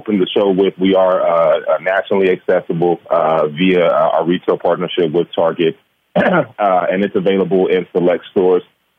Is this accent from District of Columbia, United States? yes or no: no; Gary, Indiana, United States; Growing up in Gary, Indiana, we may have been considered at-risk youth.